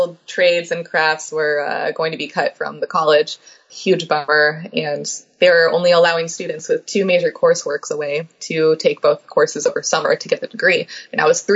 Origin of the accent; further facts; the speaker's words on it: Los Angeles, California, United States; Told him LA.